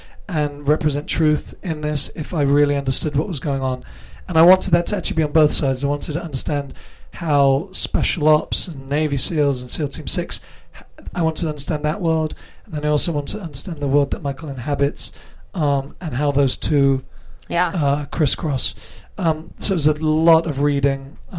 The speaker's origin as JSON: {"language": "English", "region": "England", "country": "United Kingdom", "tie": "born or raised there", "said": "Yeah, English born and raised."}